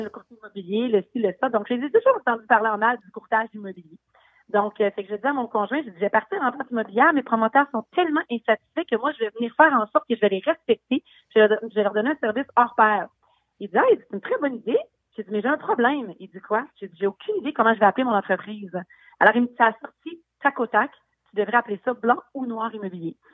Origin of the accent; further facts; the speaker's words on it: Quebec City, Quebec, Canada; je viens de Québec, effectivement. Ma famille vient du Bas-du-Fleuve, dans le coin de Saint-Jean-Port-Joli, mais je suis euh, basée à Québec depuis ma naissance